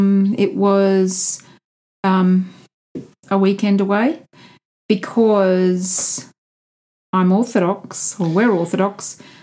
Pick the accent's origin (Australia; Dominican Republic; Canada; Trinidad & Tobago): Australia; my parents are both Russian, but I was born here in Australia, so I see myself as an Australian of Russian descent.